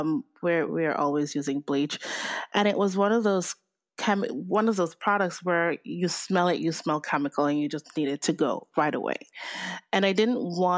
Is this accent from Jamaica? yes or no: yes; Jamaica; moved away; I'm Jamaican, and I grew up with my grandparents on the island